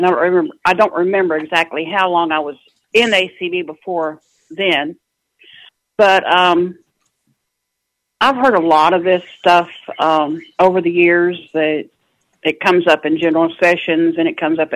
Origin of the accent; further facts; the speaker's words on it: North Little Rock, Arkansas, United States; I'm from North Little Rock, Arkansas